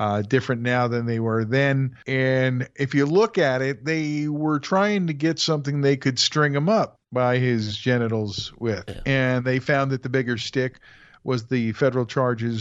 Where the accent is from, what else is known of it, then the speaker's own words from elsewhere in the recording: United States; as an American.